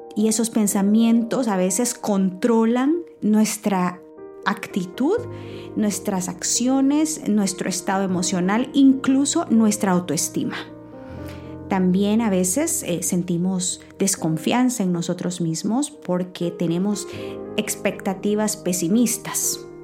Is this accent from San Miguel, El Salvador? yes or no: yes; San Miguel, El Salvador; now in United States; el pueblo que vengo de San Miguel, El Salvador, em, y con las limitaciones que nos crecimos